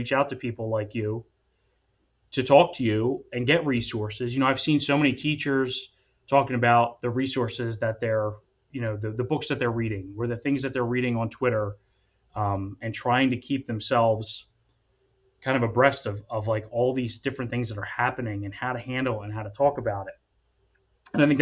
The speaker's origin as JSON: {"language": "English", "area": "Atco", "region": "New Jersey", "country": "United States", "tie": "born or raised there", "said": "I was raised in a white household. I grew up in Akko, which is primarily white."}